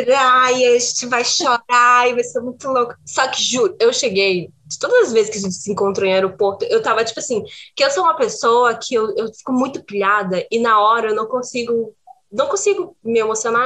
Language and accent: Portuguese; Brazil; now in Portugal; sou brasileira